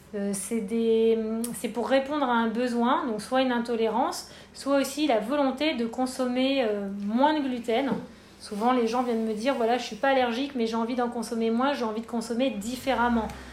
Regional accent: Paris, Île-de-France, France; moved away as an adult; now in Bordeaux, France; je suis parisienne d'origine

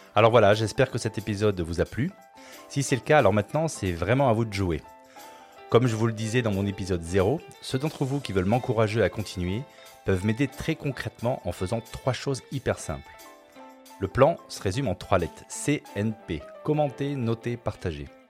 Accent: Nice, Provence-Alpes-Côte d'Azur, France; now in Basque Country, France; j'ai grandi à Nice

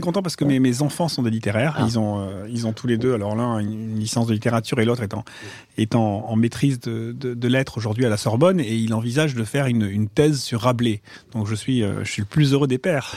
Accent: Marseille, Provence-Alpes-Côte d'Azur, France; moved away as an adult; J'ai grandi à Marseille, j'ai vécu pendant 20 ans à Marseille

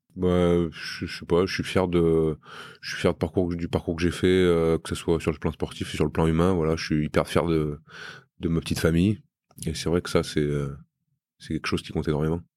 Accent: Romans-sur-Isère, Auvergne-Rhône-Alpes, France; moved away as an adult; also born or lived in Brive; now in Bayonne, France; chez moi à Romain

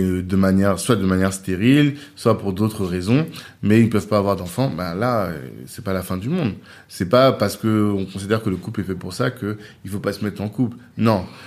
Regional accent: Central African Republic; on est des Centrafricains

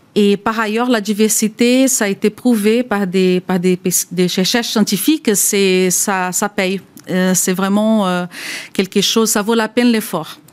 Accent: Brazil; French is a second language; moved away as an adult; now in France; je suis moi-même brésilienne d'origine. Je suis en France depuis 20 ans, donc je suis française à présent

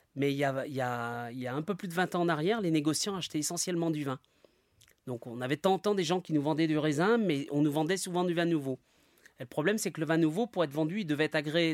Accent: Isère, Auvergne-Rhône-Alpes, France; now in Saint-Michel-sur-Rhône, France; Je suis originaire de l'Isère, donc euh, mes parents habitaient près de la côte Saint-André

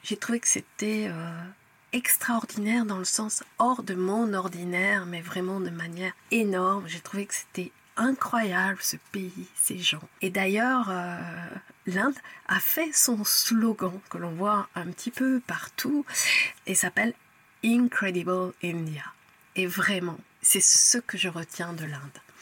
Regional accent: France; Je suis française

